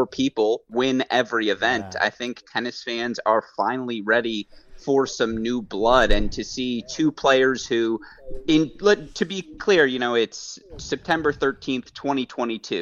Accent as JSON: {"language": "English", "town": "Detroit", "region": "Michigan", "country": "United States", "moved": "yes", "said": "I am from Detroit initially"}